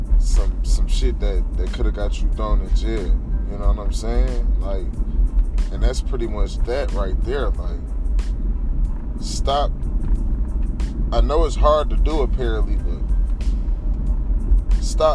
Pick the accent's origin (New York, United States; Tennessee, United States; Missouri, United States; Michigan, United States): Michigan, United States; Detroit; I'm from Detroit, Michigan